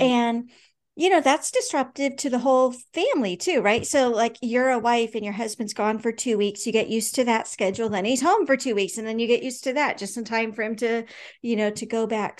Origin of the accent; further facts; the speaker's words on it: California, United States; also born or lived in Anchorage, Alaska; now in Alaska, United States; I grew up in California with lots of cousins